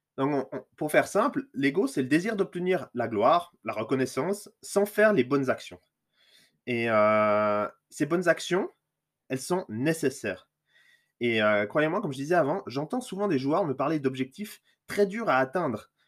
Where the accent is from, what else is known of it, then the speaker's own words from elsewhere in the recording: Lausanne region, Vaud, Switzerland; je suis suisse, je viens de la région lausannoise